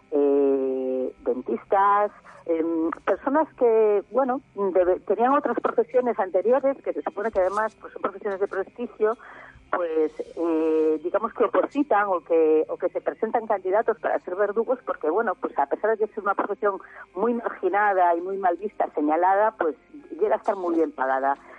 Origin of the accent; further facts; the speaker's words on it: Galicia, Spain; yo soy de Galicia, aquí en Galicia